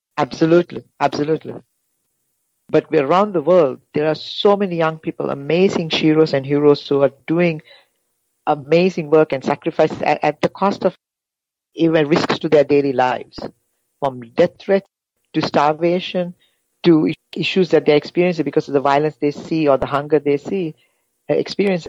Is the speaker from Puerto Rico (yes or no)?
no; Sri Lanka; moved away; I'm originally from Sri Lanka. I grew up in Sri Lanka half of my life and half of my life outside the, outside of Sri Lanka